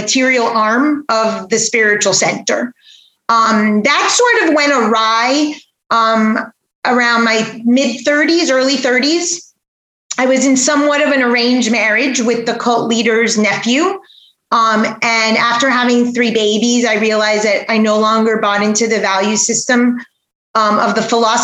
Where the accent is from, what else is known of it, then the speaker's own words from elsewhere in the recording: Aventura, Florida, United States; also born or lived in New York / Weston, Florida; I grew up not too far from here in Aventura, Florida